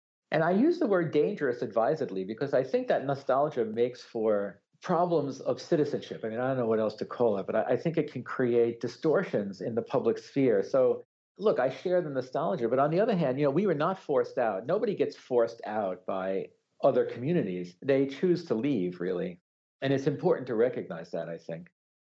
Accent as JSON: {"language": "English", "town": "New York City", "region": "New York", "country": "United States", "tie": "born or raised there", "moved": "as an adult", "said": "I was raised in the Bronx, where I lived until I went off to college. My father is Tuscan. He actually immigrated after the Second World War"}